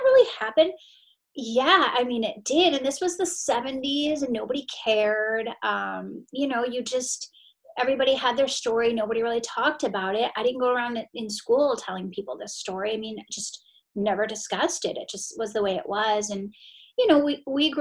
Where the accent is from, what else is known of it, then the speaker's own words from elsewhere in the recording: Maine, United States; I grew up in Maine